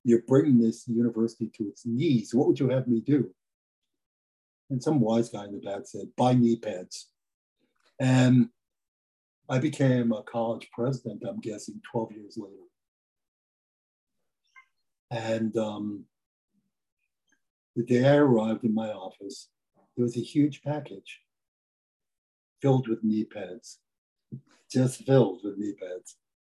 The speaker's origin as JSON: {"language": "English", "town": "New York City", "region": "New York", "country": "United States", "tie": "born or raised there", "said": "I grew up in the South Bronx, which is one of the poor"}